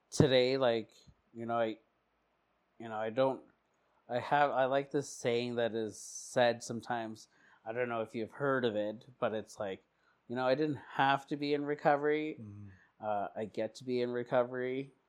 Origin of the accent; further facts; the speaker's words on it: Portland, Oregon, United States; Okay, I was born in Portland.